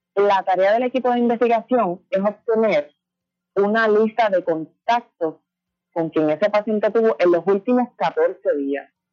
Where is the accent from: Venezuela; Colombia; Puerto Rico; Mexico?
Puerto Rico; Villalba; yo soy de Villalba